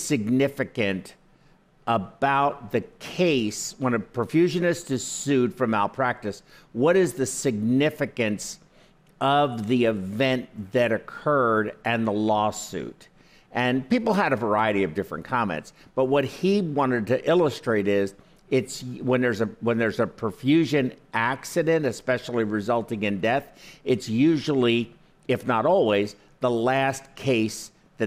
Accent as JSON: {"language": "English", "country": "United States", "tie": "born or raised there", "said": "I was born in the United States"}